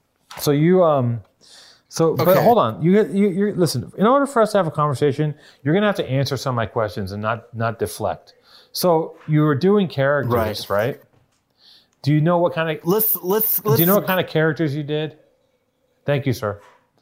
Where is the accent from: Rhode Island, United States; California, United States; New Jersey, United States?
California, United States; Los Angeles; I grew up in Venice